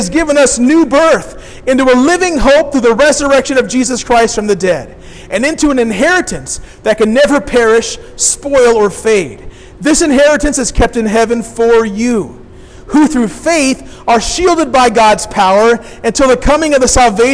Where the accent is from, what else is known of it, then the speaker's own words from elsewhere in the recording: Decatur, Illinois, United States; I grew up downstate. I grew up in Decatur.